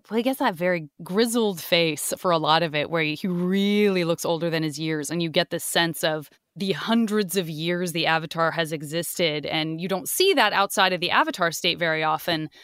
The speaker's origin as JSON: {"language": "English", "region": "Arizona", "country": "United States", "said": "I'm from Arizona."}